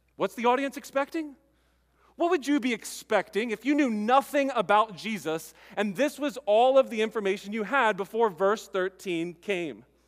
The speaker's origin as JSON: {"language": "English", "country": "United States"}